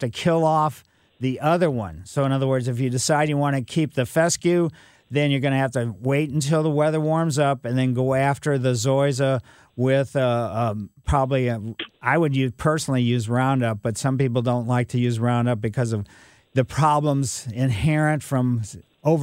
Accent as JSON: {"language": "English", "town": "Ellisville", "region": "Missouri", "country": "United States", "tie": "born or raised there", "said": "I grew up in Ellisville"}